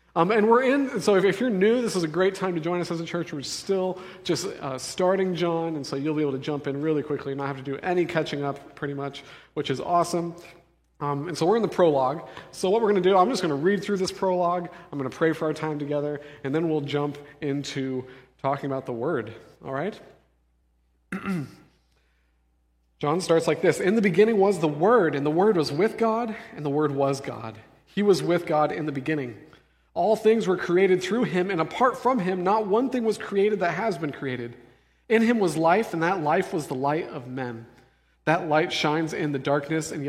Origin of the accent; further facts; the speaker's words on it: Denver, Colorado, United States; moved away; I'm from Denver